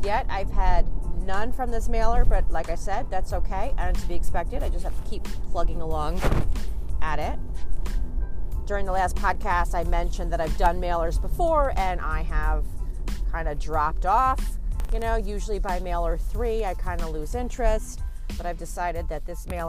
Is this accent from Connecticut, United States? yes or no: yes; Connecticut, United States; I'm from Connecticut